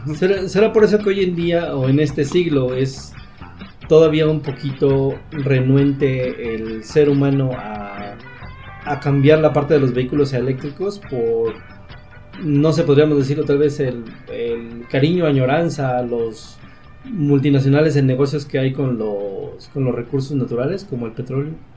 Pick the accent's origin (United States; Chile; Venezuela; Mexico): Mexico